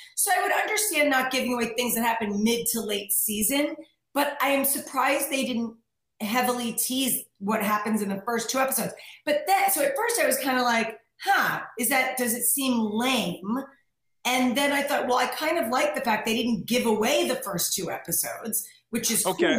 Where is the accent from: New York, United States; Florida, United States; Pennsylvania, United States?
New York, United States; moved away as an adult; now in California, United States; I'm like a New Yorker